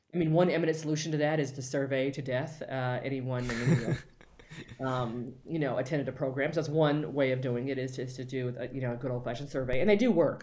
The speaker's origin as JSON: {"language": "English", "town": "Los Angeles", "region": "California", "country": "United States", "tie": "born or raised there", "said": "I'm from L A, born and raised"}